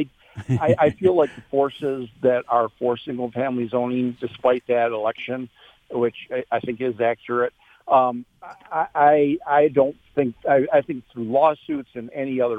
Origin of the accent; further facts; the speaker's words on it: Ann Arbor, Michigan, United States; moved away; I grew up in Ann Arbor and used to live there.